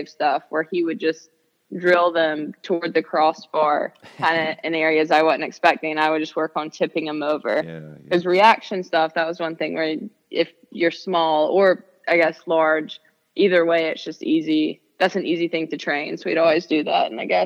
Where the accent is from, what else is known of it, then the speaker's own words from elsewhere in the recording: a little over an hour from Chapel Hill, North Carolina, United States; a little over an hour away from my hometown